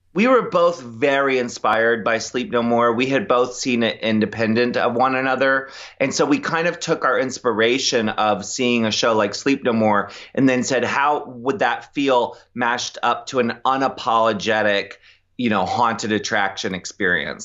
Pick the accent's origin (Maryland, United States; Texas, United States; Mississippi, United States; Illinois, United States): Maryland, United States; Annapolis; also born or lived in Ocean City, Maryland; I grew up in Annapolis, but my parents had a beach